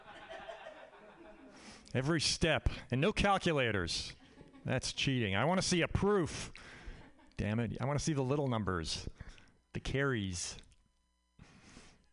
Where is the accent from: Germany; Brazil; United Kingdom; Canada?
Canada; now in United States; I'm Canadian. I grew up in Canada